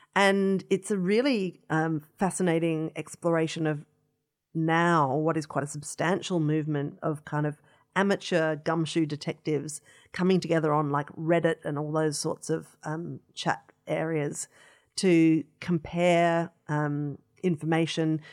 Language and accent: English; Adelaide, South Australia, Australia; growing up in Adelaide